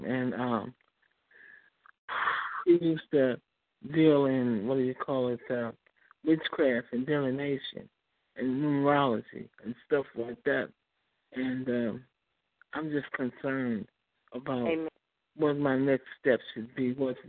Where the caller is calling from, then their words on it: Chicago, Illinois, United States; I'm calling from Chicago.